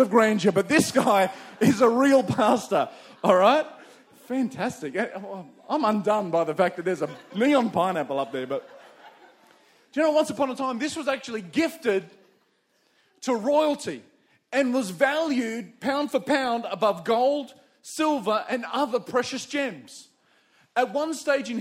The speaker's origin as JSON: {"language": "English", "town": "Campbelltown", "region": "New South Wales", "country": "Australia", "tie": "born or raised there", "also_born_or_lived": "Windsor, New South Wales", "said": "I was born in the western suburbs of Sydney. I was born in Campbelltown"}